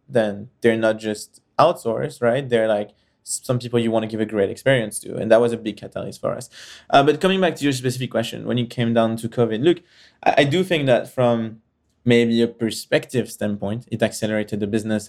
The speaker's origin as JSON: {"language": "English", "country": "France", "tie": "born or raised there", "also_born_or_lived": "Israel / United States / United Kingdom", "moved": "yes", "said": "I was born and raised in France and kind of traveled around and moved in different countries."}